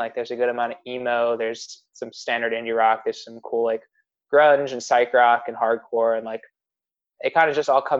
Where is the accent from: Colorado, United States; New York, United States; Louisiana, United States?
New York, United States; Rochester; moved away as an adult; also born or lived in Albany, New York; now in Pittsburgh, United States; I'm from Rochester, New York